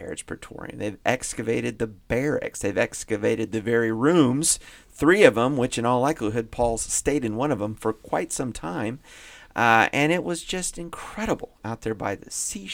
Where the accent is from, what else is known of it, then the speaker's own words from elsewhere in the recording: Indiana, United States; I grew up in Indiana